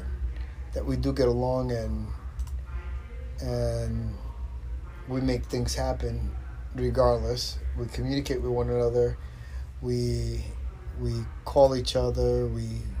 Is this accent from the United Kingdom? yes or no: no; New York City, New York, United States; we grew up in Queens.